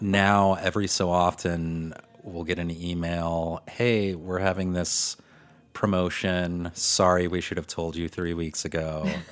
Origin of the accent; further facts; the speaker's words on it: Detroit, Michigan, United States; also born or lived in Chicago; now in New York City, United States; I'm originally from Detroit